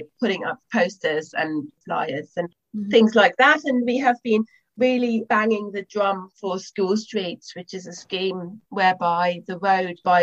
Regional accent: Germany; now in London, United Kingdom; I didn't grow up in the UK. I grew up in Germany.

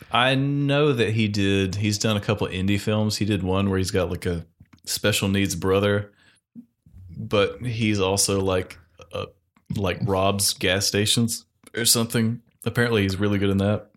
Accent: North Carolina, United States

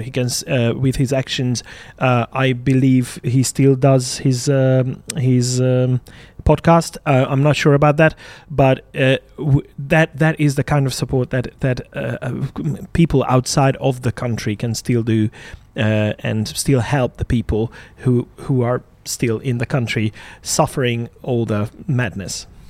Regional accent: Hungary; born or raised there

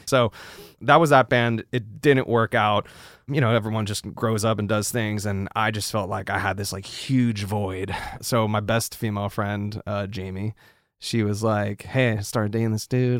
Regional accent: New York City, New York, United States; moved away as an adult; also born or lived in Los Angeles; now in Nashville, United States; growing up in New York was great.

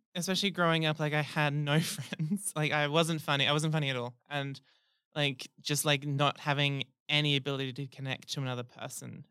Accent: Rockingham, Western Australia, Australia; I'm from Rockingham

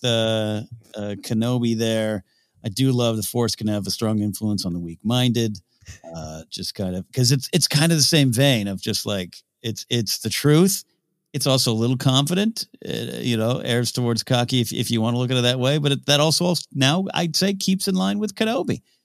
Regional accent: Central Coast of California, United States; I grew up in Central Coast of California, which, uh, you know, close to L A, close to San Francisco

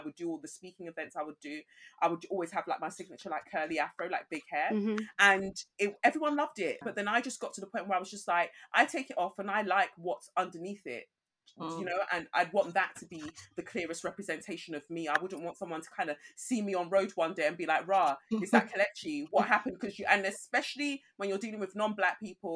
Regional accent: England, United Kingdom; also born or lived in Nigeria; I was born in Nigeria and I came to England when I was 5.

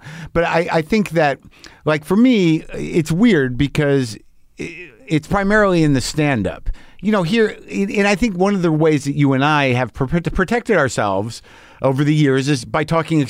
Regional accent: New Mexico, United States; Yeah, I grew up in New Mexico. A lot of guns around. My dad had guns.

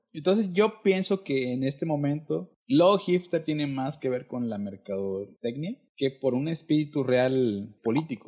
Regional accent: Isthmus of Tehuantepec, Oaxaca, Mexico; moved away; yo soy de Oaxaca, pero en los 80

